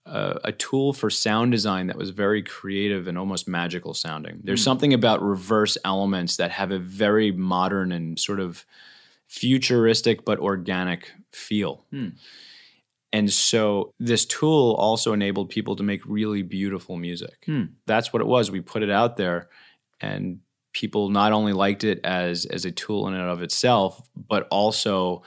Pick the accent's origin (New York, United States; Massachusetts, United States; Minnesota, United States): New York, United States; I'm originally from New York, but I moved out here, I guess it was about 17 years ago.